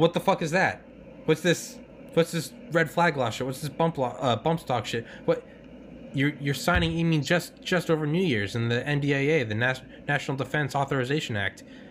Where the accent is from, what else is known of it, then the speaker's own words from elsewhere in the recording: New England, United States; I'm from New England.